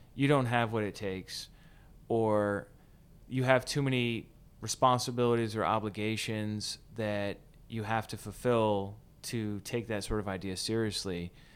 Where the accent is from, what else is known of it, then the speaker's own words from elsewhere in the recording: United States; as Americans